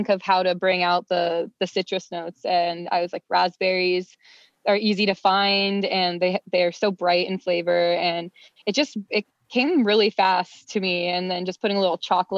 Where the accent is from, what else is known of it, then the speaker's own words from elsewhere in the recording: Florida, United States; moved away as an adult; now in Los Angeles, United States; I'm from Florida. But I've been out here for 6 years now this month